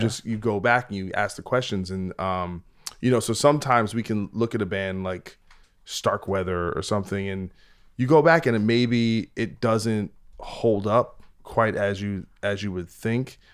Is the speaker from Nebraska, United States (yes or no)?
no; New Jersey, United States; I'm from New Jersey